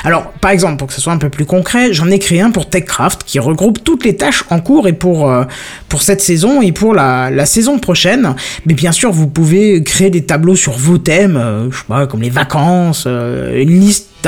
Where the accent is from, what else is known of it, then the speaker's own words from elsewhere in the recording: north-east France, France; C'est parce qu'on vient du nord-est de la France.